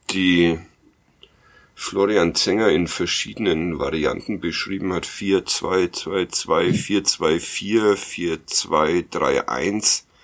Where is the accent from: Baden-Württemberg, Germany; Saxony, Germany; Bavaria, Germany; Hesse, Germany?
Bavaria, Germany; Nuremberg; Ja, ich äh, als Nürnberger ja.